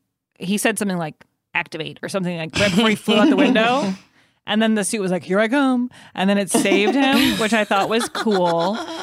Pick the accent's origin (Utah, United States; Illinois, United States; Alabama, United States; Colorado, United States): Illinois, United States; Evanston; I'm from Evanston, Illinois.